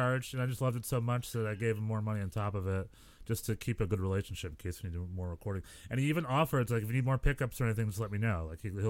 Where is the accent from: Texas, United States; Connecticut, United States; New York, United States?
New York, United States; we're both from New York.